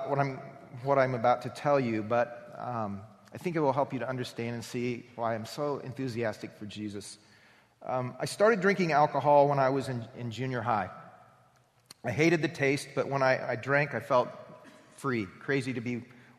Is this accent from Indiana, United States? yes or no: yes; Anderson, Indiana, United States; I was raised in Anderson, Indiana